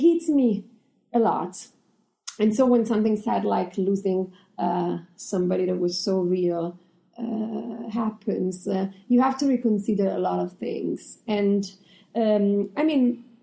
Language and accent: English; Italy; moved away; I come from Italy